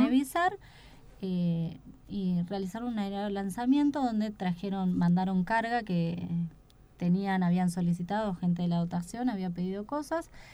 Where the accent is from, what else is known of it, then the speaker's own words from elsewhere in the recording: Buenos Aires, Argentina; moved away as an adult; now in Esperanza Base, Antarctica; yo de mm, la República de la Boca.